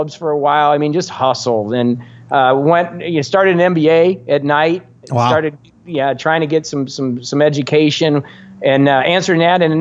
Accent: Indiana, United States; moved away as an adult; also born or lived in Arizona; now in South Florida, United States; I'm just this guy from Indiana

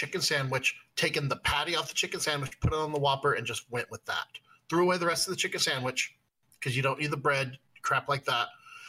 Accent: West Coast, United States; I'm from the West Coast

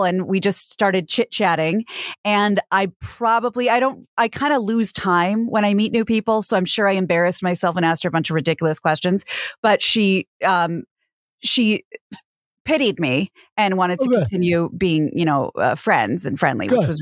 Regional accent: Kansas, United States; now in Los Angeles, United States; my home state of Kansas

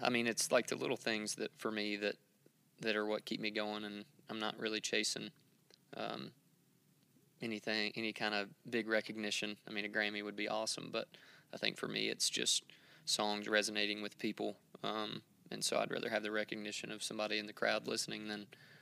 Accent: rural Western Kentucky, United States; I grew up in rural Western Kentucky

